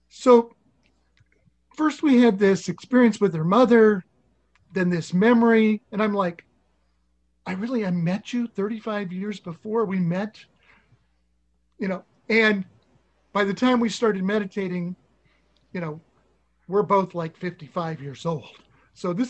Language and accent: English; Nebraska, United States; I was from Nebraska